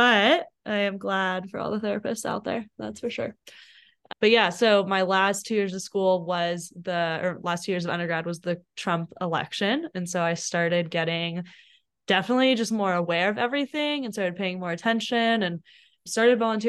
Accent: Ventura County, Southern California, United States; moved away as an adult; also born or lived in Boulder, Colorado; now in Denver, United States; I grew up in Southern California in the county right above Los Angeles County, so Ventura County

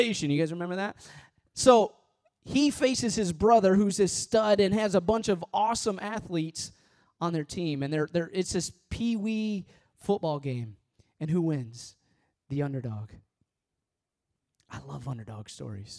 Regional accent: Midwest, United States; moved away; also born or lived in Missouri; I was born and raised in the Midwest. I went to school in Missouri

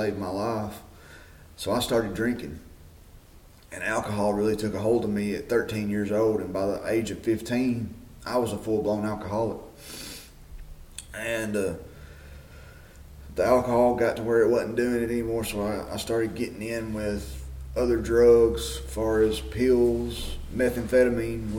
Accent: Smithfield, Tennessee, United States; I am originally from Smithfield, Tennessee. I was born and raised here on a farm

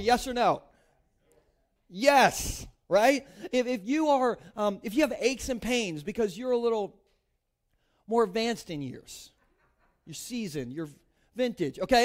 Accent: Delaware, United States; I grew up in Gumburgh, Delaware, like, inland Sussex

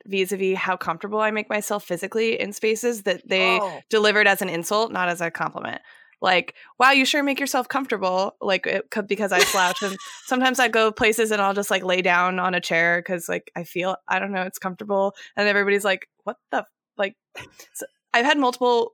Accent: California, United States; moved away as an adult; also born or lived in San Diego; now in New York, United States; as a Californian.

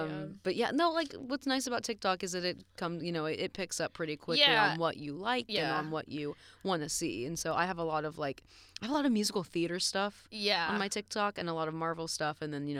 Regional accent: Oklahoma, United States; growing up in Oklahoma

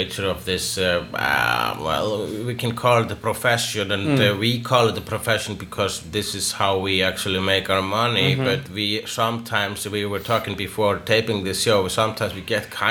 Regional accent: Iceland; I'm Icelandic.

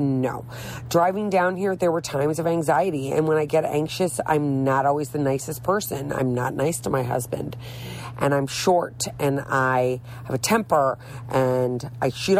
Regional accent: St. Louis, Missouri, United States; moved away as an adult; now in Florida, United States; I'm from St. Louis, Missouri, which is kind of south

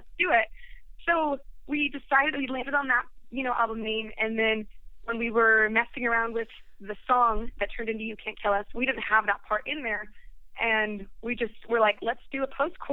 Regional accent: Sweden; moved away; I'm from Sweden, and I was visiting my family there this past February

